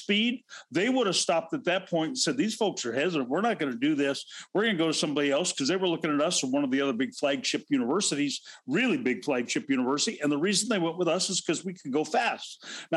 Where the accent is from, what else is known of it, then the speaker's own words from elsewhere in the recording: Pacific Northwest, United States; I grew up in the Pacific Northwest